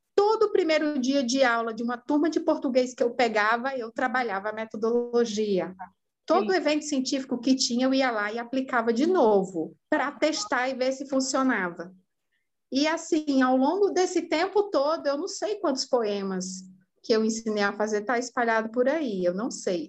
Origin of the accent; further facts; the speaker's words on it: Ceará, Brazil; also born or lived in São Paulo; Eu sou paulistana de nascimento, é, cearense de criação e italiana de coração